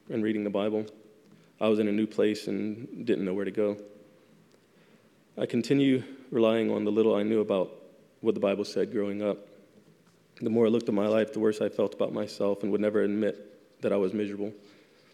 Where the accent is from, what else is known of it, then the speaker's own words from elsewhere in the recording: Louisiana, United States; moved away as an adult; also born or lived in South Carolina; I was transferred 2 years later to my home state of Louisiana.